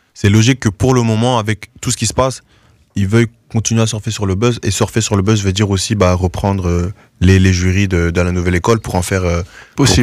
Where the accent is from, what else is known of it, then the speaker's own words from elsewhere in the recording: Goma, North Kivu, DR Congo; also born or lived in Norway; now in Brussels, Belgium; moi aussi, je suis né là-bas, que je suis né à Goma